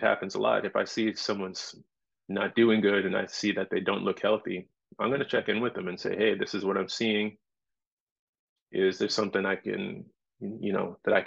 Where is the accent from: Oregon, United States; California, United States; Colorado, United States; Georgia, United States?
California, United States; Los Angeles; moved away as an adult; now in Maui, United States; I came here 18 years ago. I'm from Los Angeles